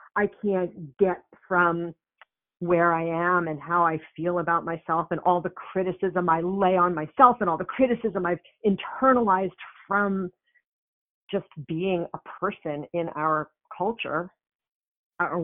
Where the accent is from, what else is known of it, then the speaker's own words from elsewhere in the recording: New York, United States; I'm from New York, so we have a different way of talking.